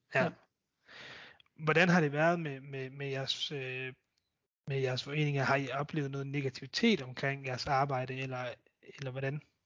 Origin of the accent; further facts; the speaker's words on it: Denmark; som danskere